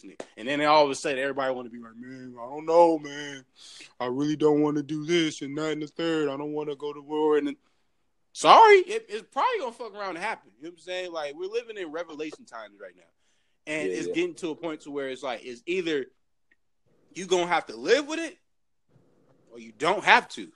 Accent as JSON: {"language": "English", "region": "California", "country": "United States", "also_born_or_lived": "San Bernardino", "said": "I'm from California"}